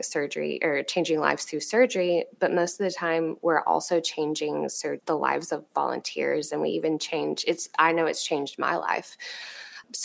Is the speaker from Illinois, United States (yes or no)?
no; East Texas, United States; moved away; I grew up in East Texas